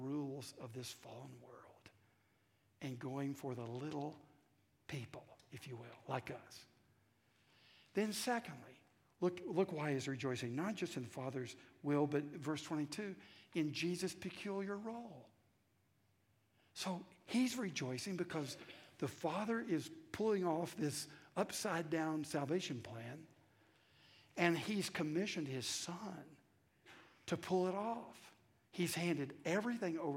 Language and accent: English; the South, United States; accent: southern; my southern accent